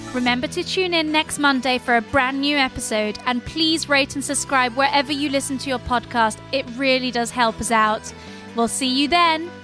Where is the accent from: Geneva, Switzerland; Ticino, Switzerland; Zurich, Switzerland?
Geneva, Switzerland; I grew up in Geneva